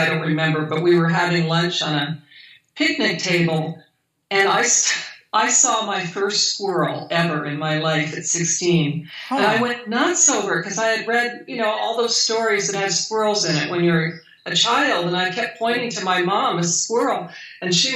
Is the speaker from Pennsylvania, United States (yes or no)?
no; Hawaii, United States; moved away; I grew up in Hawaii. I'm from Hawaii, so. You know, my childhood was spent there